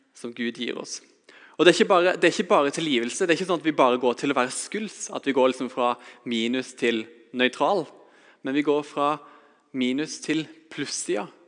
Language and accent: Norwegian; Vegårshei, Agder, Norway; Jeg har vokst opp på Vegårshei, på et lite småbruk